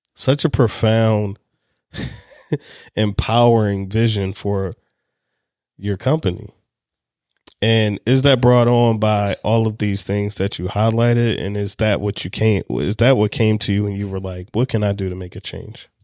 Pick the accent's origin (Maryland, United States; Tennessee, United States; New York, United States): Maryland, United States; Anne Arundel County; I grew up in Anne Arundel County